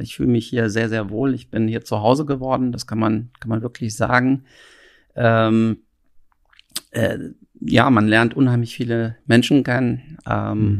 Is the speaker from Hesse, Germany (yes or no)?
yes; Frankfurt, Hesse, Germany; moved away as an adult; now in Berlin, Germany; Ich bin ähm, ähm, aus Frankfurt ursprünglich gebürtig